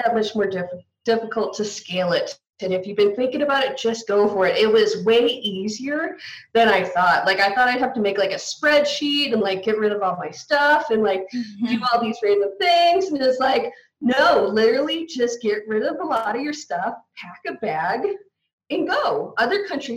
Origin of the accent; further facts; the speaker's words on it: United States; I'm from the States